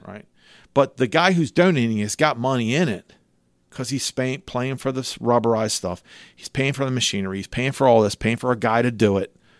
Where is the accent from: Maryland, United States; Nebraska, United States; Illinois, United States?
Maryland, United States; Cecil County; I'm from Cecil County, I have a pickup truck